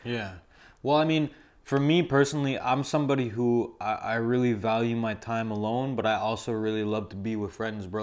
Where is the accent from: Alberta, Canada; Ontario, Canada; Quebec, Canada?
Quebec, Canada; Montreal; I grew up in Verdun